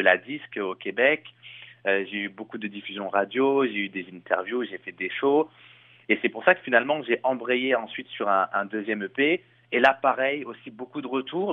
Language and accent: French; Chelles, Île-de-France, France; moved away as an adult; now in Montreal, Canada; je viens de Shell, donc euh, euh, c'est une ville qui est à côté de Disneyland Paris